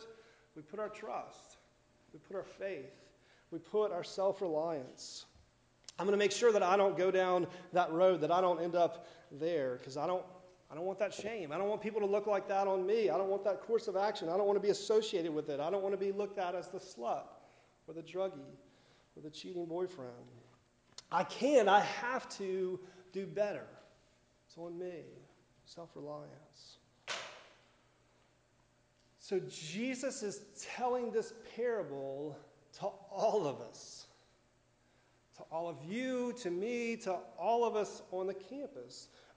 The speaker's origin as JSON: {"language": "English", "town": "Miami", "region": "Florida", "country": "United States", "said": "people who don't understand what it's like to live in Florida. I'm from Miami. It's never been this cold before, right?"}